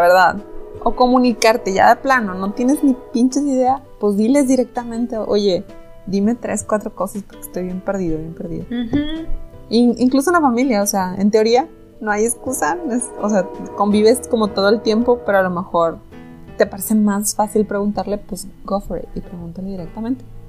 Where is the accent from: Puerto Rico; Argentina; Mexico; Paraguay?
Mexico; somos mexicanos